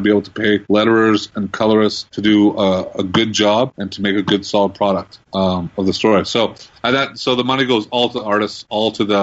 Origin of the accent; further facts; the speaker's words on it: Red Deer, Alberta, Canada; now in Calgary, Canada; I grew up in Red Deer.